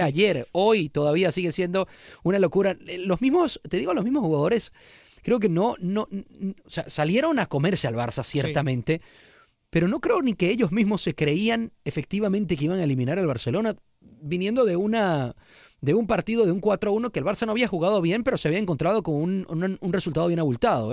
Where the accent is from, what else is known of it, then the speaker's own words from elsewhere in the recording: Argentina; now in Mexico; como argentino que vivo en México